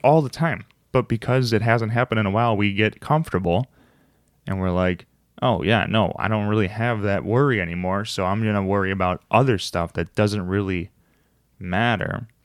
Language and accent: English; United States; I'm American